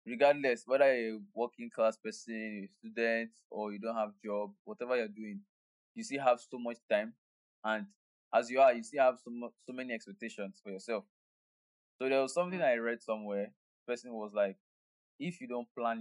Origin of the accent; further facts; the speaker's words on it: Nigeria; being a Nigerian